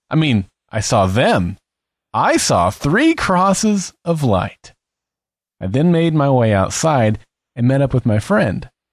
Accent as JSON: {"language": "English", "country": "United States", "tie": "born or raised there", "said": "the small town in which I grew up"}